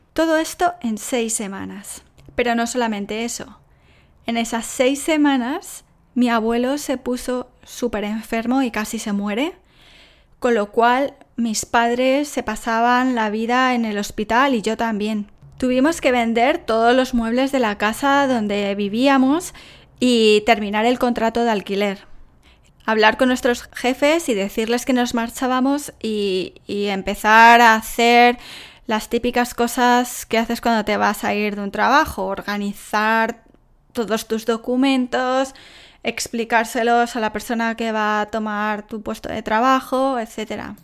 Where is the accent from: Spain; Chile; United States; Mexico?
Spain; Salamanca, Castile and León; moved away as an adult; also born or lived in Madrid; now in Australia; Yo soy de Salamanca, mis padres viven en Salamanca